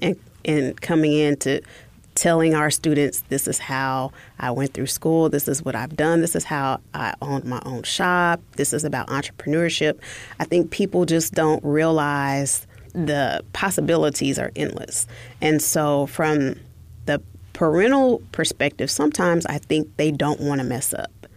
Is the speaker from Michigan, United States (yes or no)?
no; Oklahoma, United States; moved away; I'm originally from Oklahoma